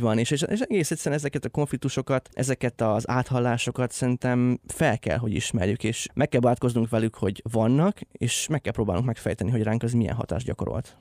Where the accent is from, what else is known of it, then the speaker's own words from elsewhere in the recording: Lenti, Zala, Hungary; moved away; a szülővárosomban leszek majd, lentiben